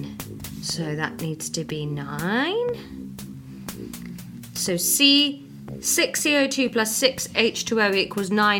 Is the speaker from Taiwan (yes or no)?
no; United Kingdom; I'm British